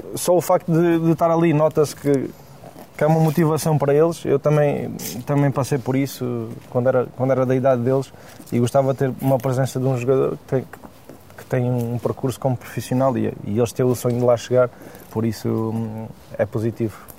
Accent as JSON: {"language": "Portuguese", "region": "Alentejo", "country": "Portugal", "said": "Eu venho do Alentejo"}